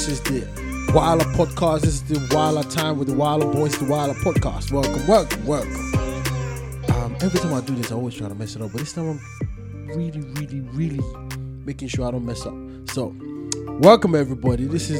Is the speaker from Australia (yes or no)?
no; Nigeria; I'm telling you, I'm from Nigeria. Like, you're going to disprove what I'm saying. I'm Nigerian.